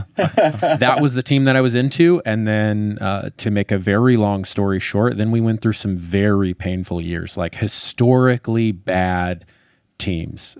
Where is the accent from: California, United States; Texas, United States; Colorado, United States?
Colorado, United States; I grew up in Colorado